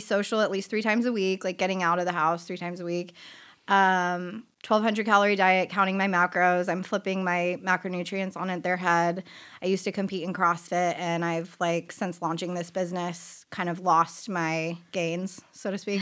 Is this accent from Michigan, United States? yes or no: no; San Diego, California, United States; I grew up in Rancho Bernardo